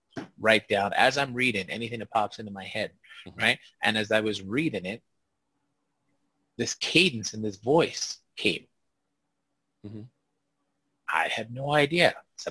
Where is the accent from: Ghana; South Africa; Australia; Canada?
Canada; because I didn't understand it as a Black kid growing up in Canada.